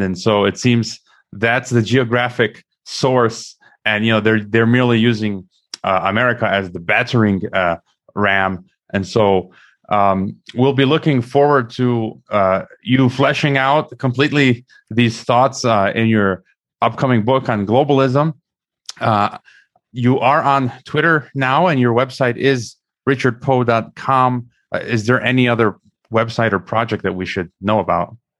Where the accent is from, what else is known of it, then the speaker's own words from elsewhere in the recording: United States; as an American